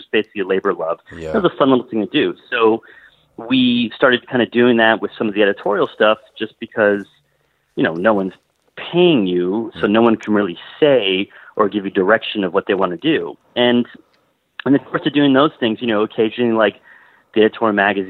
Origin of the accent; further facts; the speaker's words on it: Miami, Florida, United States; I grew up in Miami